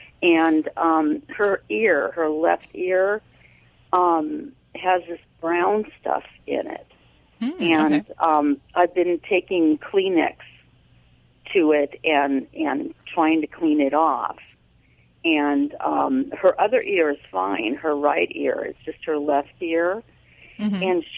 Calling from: Riverside, California, United States; I'm calling from Riverside, California.

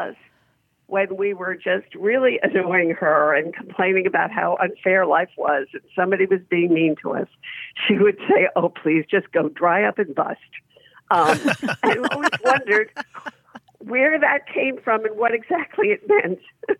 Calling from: North Carolina, United States; I'm calling from North Carolina.

